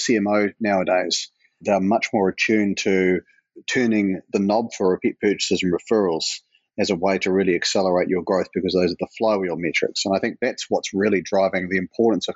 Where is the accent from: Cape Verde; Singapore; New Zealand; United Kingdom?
New Zealand; accent: New Zealand; now in Portland, United States; New Zealand, where my accent comes from and where the business was born, Portland, Oregon, which is where I'm based today